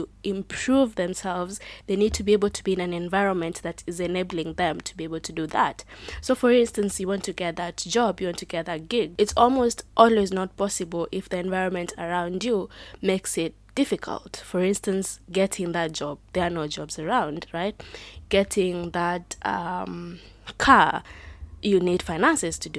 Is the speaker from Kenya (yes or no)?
yes; Kenya; I am proudly Kenyan